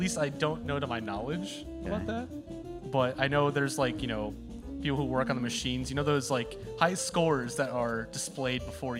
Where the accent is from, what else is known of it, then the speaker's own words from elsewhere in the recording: Chicago, Illinois, United States; Chicago. Yeah.